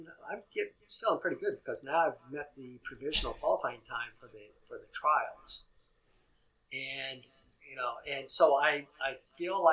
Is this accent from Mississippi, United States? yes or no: no; Missouri, United States; moved away; Missouri's my home state, so I go back up there